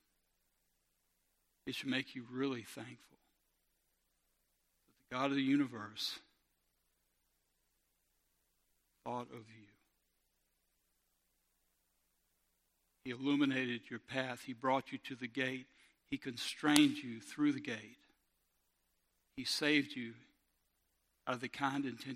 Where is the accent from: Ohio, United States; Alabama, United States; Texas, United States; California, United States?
Alabama, United States; Robertsdale; I grew up in Robertsdale